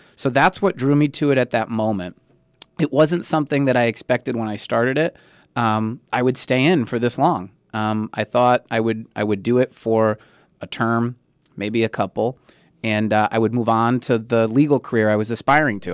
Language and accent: English; Springfield, Massachusetts, United States; I'm born and raised in Springfield.